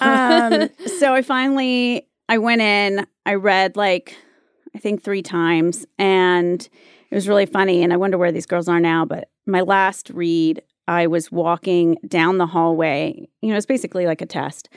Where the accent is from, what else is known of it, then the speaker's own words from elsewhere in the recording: Wilmington, North Carolina, United States; also born or lived in Mississippi / Germany; I was born in Mississippi, uh, spent some time in Germany when I was really little, and then I grew up in North Carolina